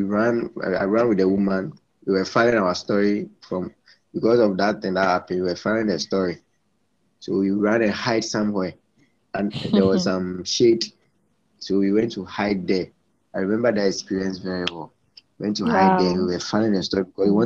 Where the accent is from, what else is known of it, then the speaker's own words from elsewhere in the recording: Ghana; also born or lived in Central Region, Ghana / Eastern Region, Ghana / Volta Region, Ghana; now in Accra, Ghana; I feel very sad as a Ghanaian, but it doesn't mean that I'm not a Ghanaian